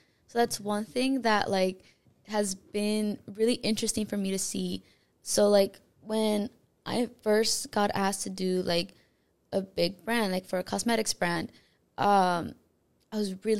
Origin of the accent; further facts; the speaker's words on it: Los Angeles, California, United States; So, I'm originally from South Central LA. I was born and raised in LA as well.